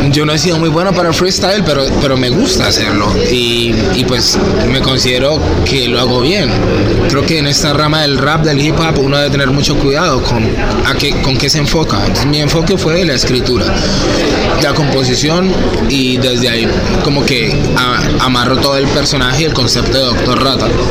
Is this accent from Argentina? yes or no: no; Bogotá, Colombia; moved away as an adult; now in Cali, Colombia; en Bogotá, justamente donde yo nací